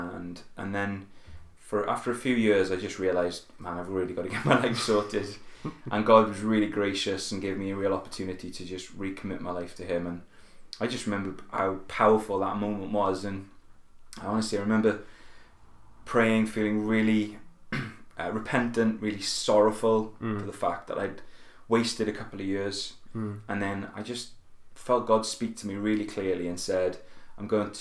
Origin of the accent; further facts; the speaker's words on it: Merthyr Tydfil, Wales, United Kingdom; also born or lived in Cardiff; I'm actually originally from a town in South Wales called Merthyr Tydfil. That's where I was born, that's where I grew up